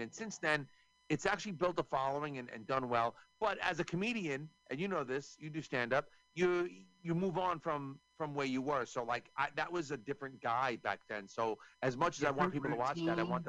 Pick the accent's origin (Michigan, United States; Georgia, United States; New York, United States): New York, United States; I'm from New York